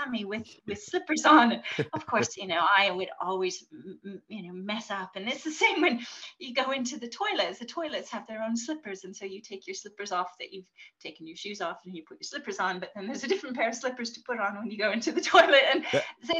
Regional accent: Canada; moved away as an adult; also born or lived in Japan; So I'm British, but I grew up in Canada

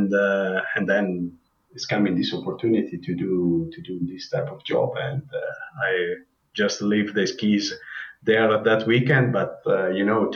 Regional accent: Predazzo, Trentino-Alto Adige, Italy; English is a second language; I'm living in Predazzo, and I'm from Predazzo.

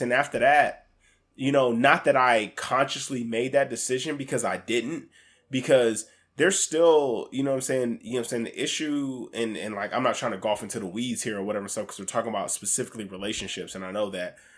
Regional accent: Alaska, United States; I grew up in Alaska

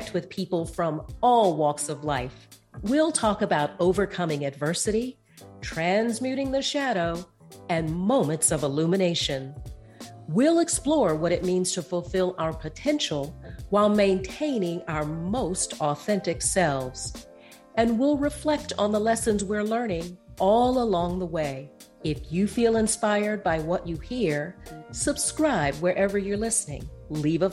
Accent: Atlanta, Georgia, United States; You and I graduated from the same high school in Atlanta

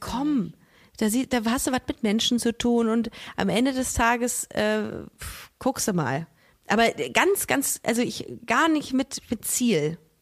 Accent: Düsseldorf, North Rhine-Westphalia, Germany; Bei uns in Düsseldorf hat man bei einem 4-0er Abi ein Auto geschenkt bekommen von der Sparkasse

